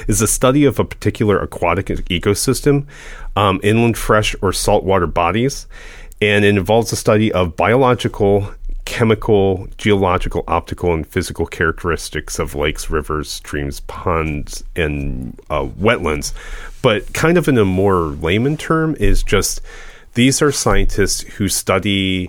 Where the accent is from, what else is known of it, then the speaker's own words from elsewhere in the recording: Midwest, United States; I'm from the Midwest and I lived on Lake Erie